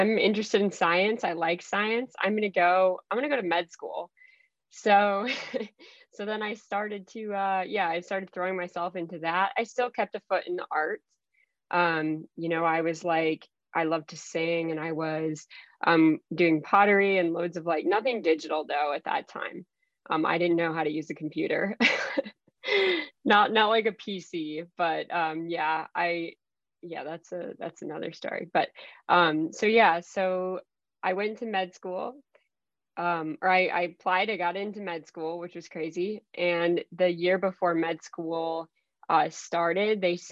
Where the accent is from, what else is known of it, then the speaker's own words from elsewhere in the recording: Minnesota, United States; also born or lived in Mexico; I grew up actually in Minnesota